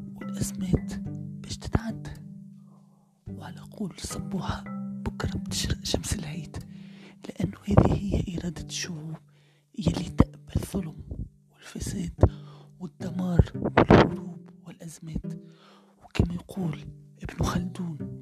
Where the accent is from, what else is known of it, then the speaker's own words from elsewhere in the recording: Tunisia; بلادي تونس